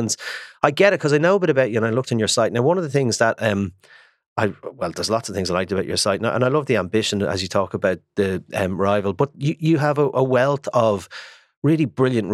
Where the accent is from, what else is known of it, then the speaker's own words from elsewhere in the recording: Ireland; I'm an Irish man